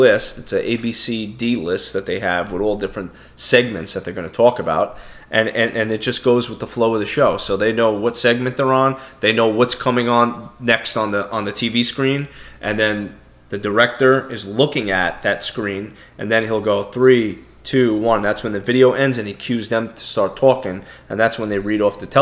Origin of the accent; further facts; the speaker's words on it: New York City, New York, United States; I'm born in America. I'm from Brooklyn, New York. I have an accent.